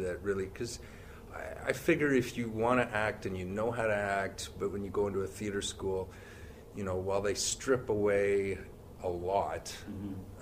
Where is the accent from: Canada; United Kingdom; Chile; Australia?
Canada; Brantford, Ontario; I grew up there. Uh, yeah, it was uh, the thriving metropolis of Brantford, Ontario